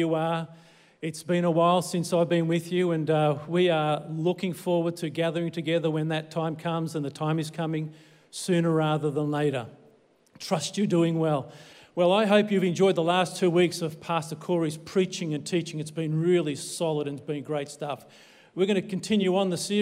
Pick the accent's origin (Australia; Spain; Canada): Australia; I born here in Australia